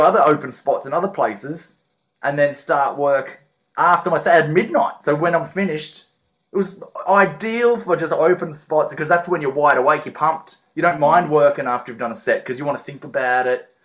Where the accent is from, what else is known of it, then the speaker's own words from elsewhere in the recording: Perth, Western Australia, Australia; moved away as an adult; also born or lived in Adelaide / Melbourne; now in Ireland; I was born in Adelaide, grew up in Perth